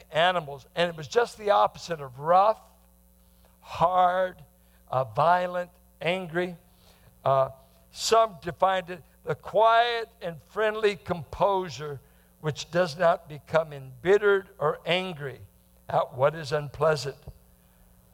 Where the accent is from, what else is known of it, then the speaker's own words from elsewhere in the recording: Bay Area, California, United States; growing up in the Bay Area, growing up with a psyche that guys are going to mess with you